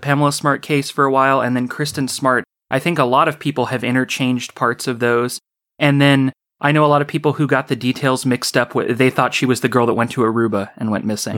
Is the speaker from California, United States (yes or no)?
yes; Orcutt, California, United States; born or raised there